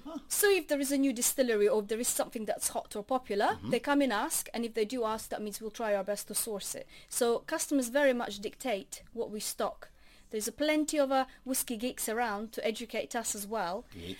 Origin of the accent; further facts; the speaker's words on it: Latvia; now in Bromsgrove, United Kingdom; Accent is coming from me. But I'm coming from Latvia.